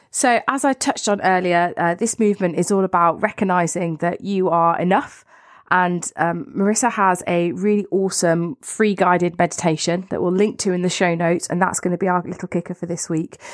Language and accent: English; United Kingdom; both of us being British